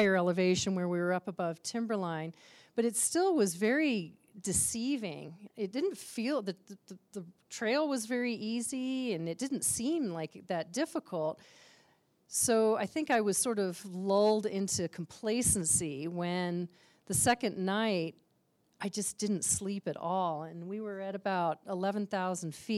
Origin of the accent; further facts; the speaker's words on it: Aspen, Colorado, United States; I grew up here in Aspen